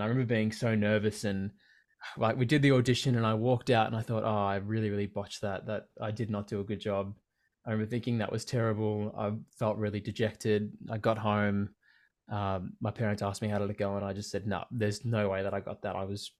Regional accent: Berwick, Victoria, Australia; Being so young, growing up in Berwick in Victoria, it's not really a place that movies are made

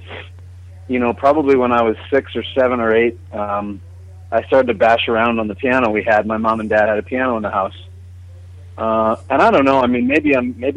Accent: Vancouver, British Columbia, Canada; I was born and raised in Vancouver, Canada, which is on the west coast of Canada

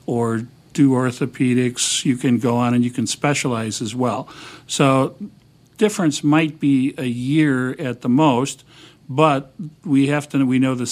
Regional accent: Wisconsin, United States; now in Chicago, United States; I'm originally from Wisconsin

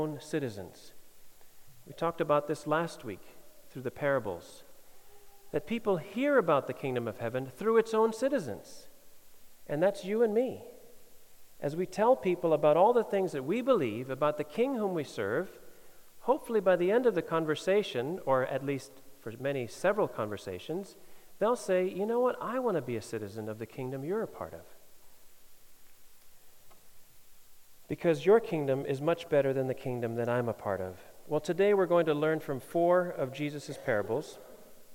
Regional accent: Denmark; I get asked where Denmark is when I say I'm from Denmark

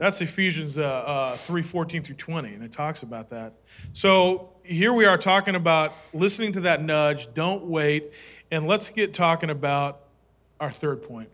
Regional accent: Minnesota, United States; I was born in Minnesota.

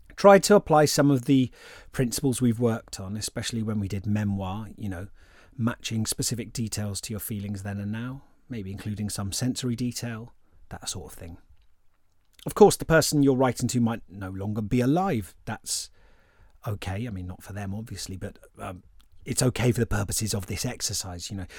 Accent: England, United Kingdom; I'm English

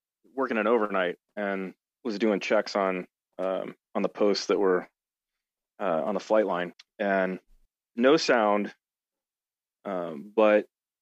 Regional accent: Springfield, Missouri, United States; I grew up down in Springfield, Missouri

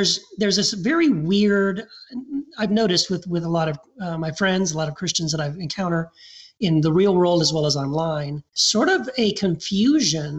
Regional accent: Texas, United States; also born or lived in Tennessee / Eagle Pass, Texas; I was born in Tennessee. Then we moved to Texas

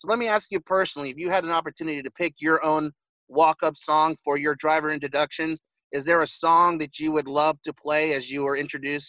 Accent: Las Vegas, Nevada, United States; Now, growing up in Las Vegas, we all know the Bush brothers, Kurt and Kyle, who are also from Las Vegas as well.

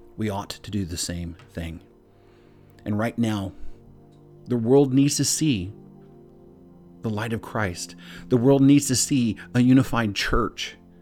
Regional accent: Pakistan; from Pakistan

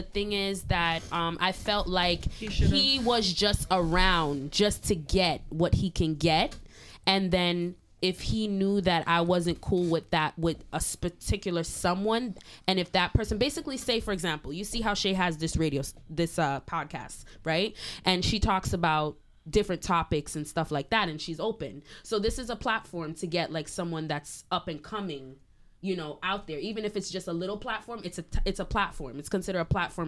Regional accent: Montreal, Quebec, Canada; I'm born and raised in Canada

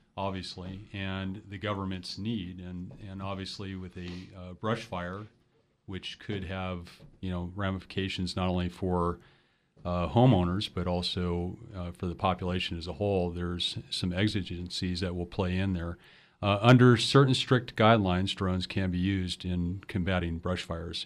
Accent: Los Angeles, California, United States; moved away as an adult; also born or lived in San Francisco / Minnesota; now in San Luis Obispo, United States; I was raised in Los Angeles

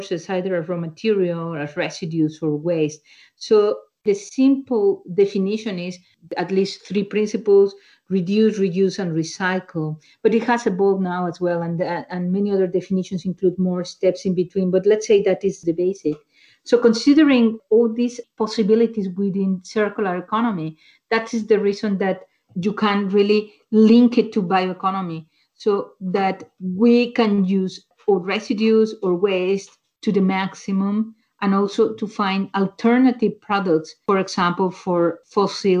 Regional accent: Mexico; moved away; I'm originally from Mexico

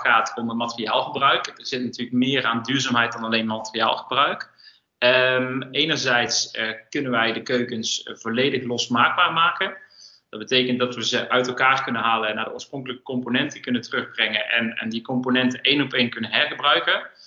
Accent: North Brabant, Netherlands; we komen alle twee uit Brabant

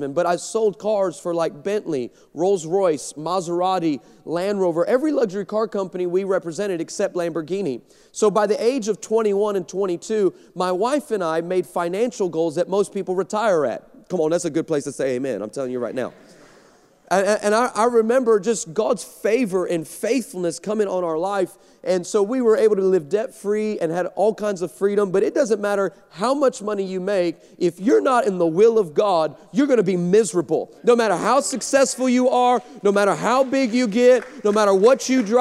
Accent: El Paso, Texas, United States; I grew up in El Paso, Texas

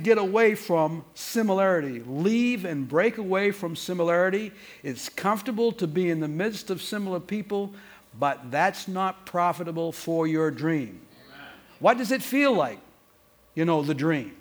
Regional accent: Portland, Maine, United States; moved away; I grew up in Maine, in Portland, Maine

